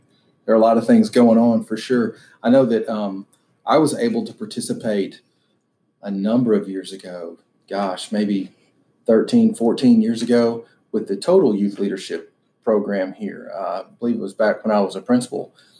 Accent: St. Louis, Missouri, United States; moved away as an adult; also born or lived in Memphis, Tennessee / Nashville, Tennessee; now in Tipton County, Tennessee, United States; I'm actually from the St. Louis area. I grew up there, graduated from Rolla High School just outside of St. Louis in 1988.

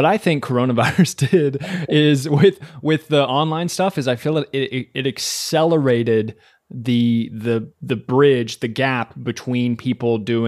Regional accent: Kentucky, United States; I'm from Kentucky.

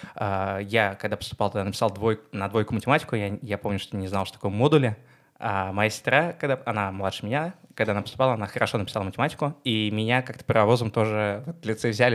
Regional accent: Moscow, Russia; Я из Москвы. Э, мы сейчас записываем с тобой подкаст в том доме, в котором я рос

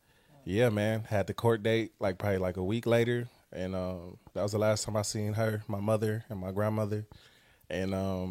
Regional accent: Los Angeles, California, United States; I'm from Watts. I grew up in Watts. I went to school in Watts, as well as other cities around LA.

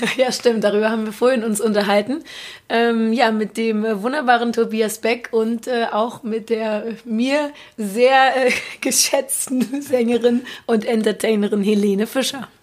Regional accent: Berlin, Germany; ich bin ähm, aus Berlin, lebe da auch noch

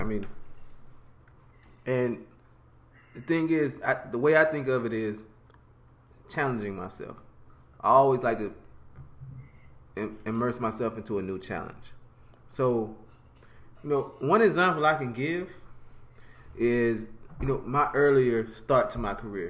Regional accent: Alabama, United States; moved away as an adult; now in Orlando, United States; I'm from Alabama

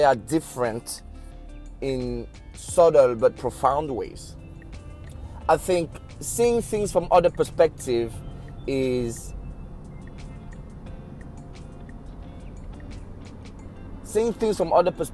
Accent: Cameroon; I'm from Cameroon

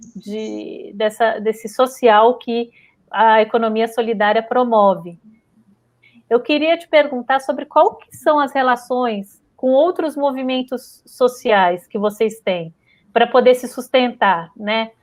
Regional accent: São Paulo, Brazil; also born or lived in Rio de Janeiro; eu também sou nascida no Rio de Janeiro, também na Vila Isabel, mas fui criada aqui em São Paulo.

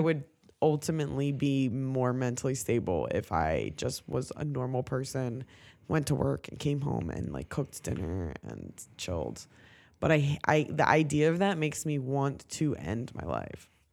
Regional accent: Ocean City, New Jersey, United States; I grew up in Ocean City

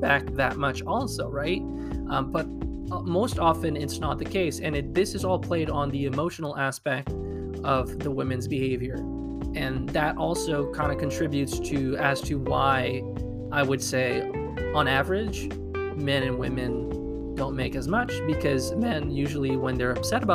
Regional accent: Quebec, Canada; I'm from Quebec in Canada, and the way things work here are different

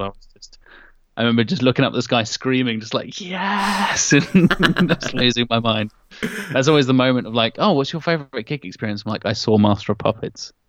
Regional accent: Norwich, East of England, United Kingdom; my hometown of Norwich

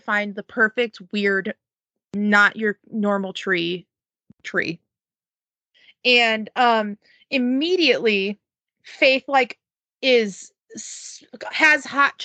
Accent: Iowa, United States; now in Minnesota, United States; Brody and I were raised in Missouri and Iowa respectively

